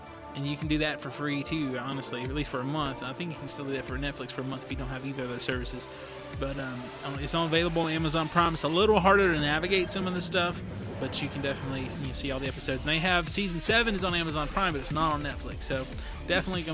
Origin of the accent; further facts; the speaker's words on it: United States; I saw Doctor Who a couple times growing up on the PBS, you know, the public broadcasting channels here in America